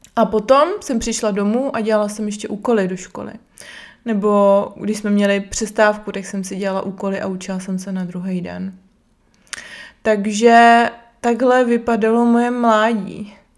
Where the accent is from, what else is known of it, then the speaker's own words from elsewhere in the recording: Brno, South Moravian Region, Czechia; Jsem z Brna